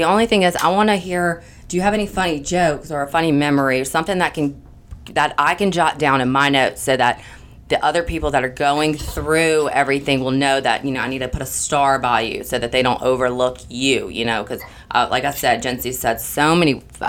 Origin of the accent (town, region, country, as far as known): Los Angeles, California, United States